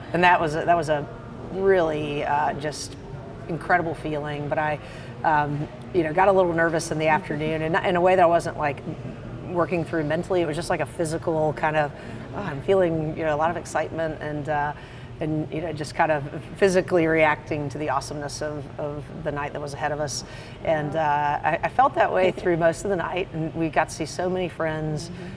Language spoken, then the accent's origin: English; the Piedmont, North Carolina, United States; I grew up in the Piedmont